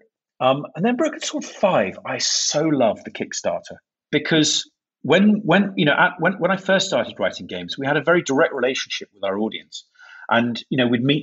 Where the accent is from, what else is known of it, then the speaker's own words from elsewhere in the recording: York, Yorkshire and the Humber, United Kingdom; I come from the city of York in England